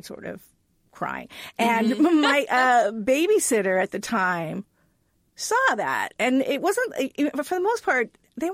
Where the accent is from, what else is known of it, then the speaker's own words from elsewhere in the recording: Hawaii, United States; I grew up in Hawaii